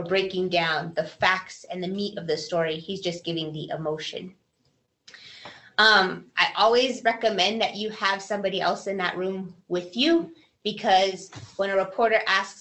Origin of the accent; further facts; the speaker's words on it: Albuquerque, New Mexico, United States; also born or lived in Portales, New Mexico / Washington State; I am an Albuquerque native, born and raised in Albuquerque, El Dorado High School grad